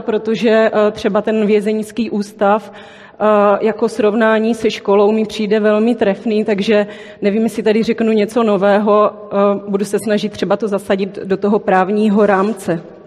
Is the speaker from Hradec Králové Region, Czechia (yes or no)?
no; Brno, South Moravian Region, Czechia; accent: Brno; přijela jsem z Brna, což asi slyšíte uh, v mém projevu.